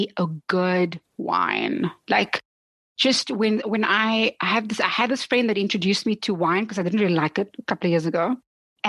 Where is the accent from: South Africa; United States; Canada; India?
South Africa; as a South African, you know, also growing up in a time where people look to South Africa